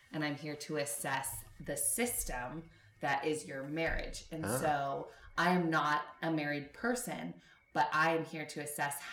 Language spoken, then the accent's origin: English; Los Angeles, California, United States; I'm from